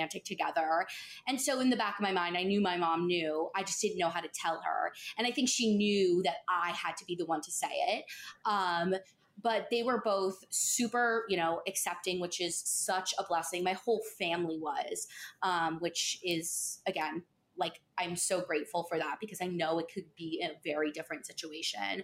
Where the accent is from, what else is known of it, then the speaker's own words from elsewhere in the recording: Pelham, New York, United States; I'm from Pelham. I literally still live there